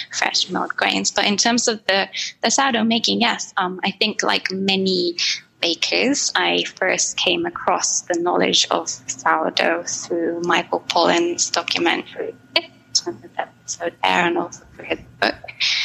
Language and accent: English; Japan; moved away; I grew up in Japan